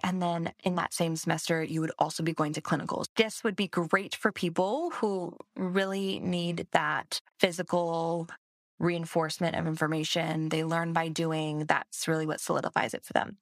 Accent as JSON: {"language": "English", "region": "Hawaii", "country": "United States", "moved": "yes", "said": "I'm from Hawaii"}